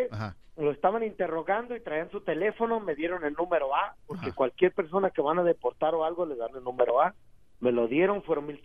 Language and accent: Spanish; Mexico; No, pues yo saqué mi, mi matrícula consular porque soy mexicano